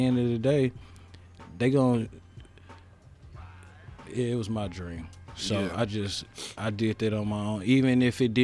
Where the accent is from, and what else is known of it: Indianapolis, Indiana, United States